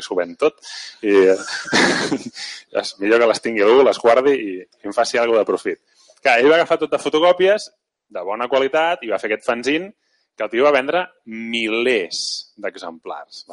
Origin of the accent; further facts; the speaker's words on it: Mataró, Catalonia, Spain; jo de Mataró, no? de fet encara sóc de Mataró